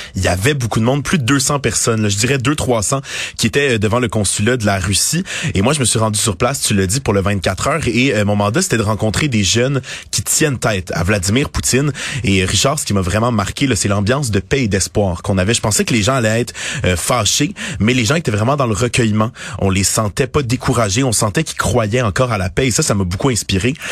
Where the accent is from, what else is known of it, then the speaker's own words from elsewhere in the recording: Kyiv, Ukraine; moved away; Je viens de Kiev